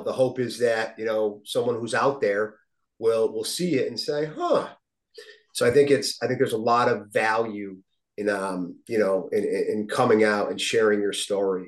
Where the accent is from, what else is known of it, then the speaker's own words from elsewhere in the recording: Westfield, Massachusetts, United States; my hometown, Westfield